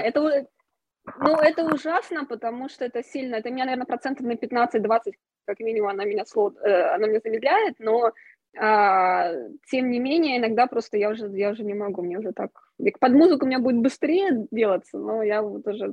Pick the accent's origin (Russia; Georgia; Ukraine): Russia; moved away as an adult; also born or lived in Moscow; когда я уезжала из России, когда у меня был момент такой, я поняла, что окей, мне нужно уехать из России все-таки